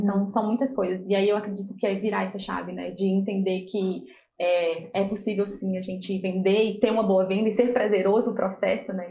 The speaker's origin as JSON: {"language": "Portuguese", "region": "Minas Gerais", "country": "Brazil", "moved": "as an adult", "lives_now": "Santos, Brazil", "said": "eu vim de Minas para poder trabalhar aqui"}